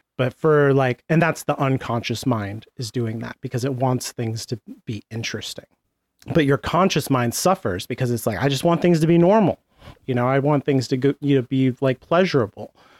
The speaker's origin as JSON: {"language": "English", "country": "United States", "said": "As an American"}